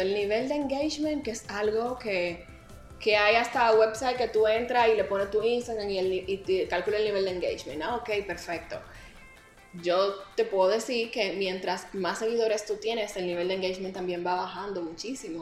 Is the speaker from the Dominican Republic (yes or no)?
yes; Dominican Republic